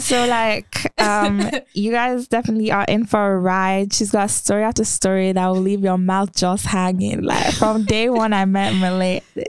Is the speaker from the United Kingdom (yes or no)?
yes; United Kingdom; now in United States; I'm 22 years old. I'm from the UK